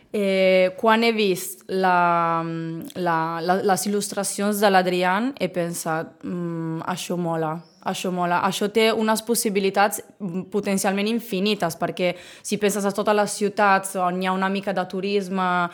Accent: Bologna, Emilia-Romagna, Italy; first language Italian; Catalan is a second language; moved away as an adult; now in Sitges, Spain; Jo sóc originària de Bologna, Bologna, com la salsa

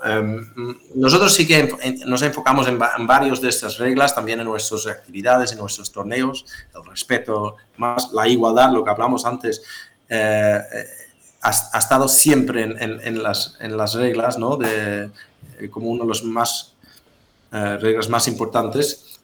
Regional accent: Netherlands; soy holandés

